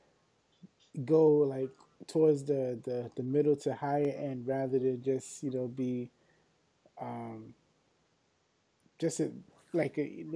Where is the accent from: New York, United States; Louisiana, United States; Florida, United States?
New York, United States; I'm from New York